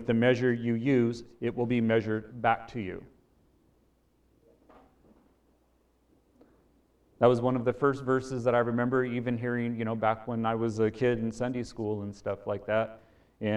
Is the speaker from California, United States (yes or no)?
yes; Bay Area of California, United States; I grew up in the Bay Area of California